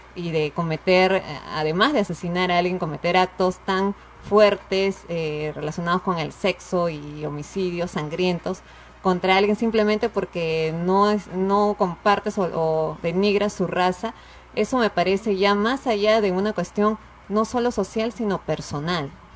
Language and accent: Spanish; Peru; todos somos peruanos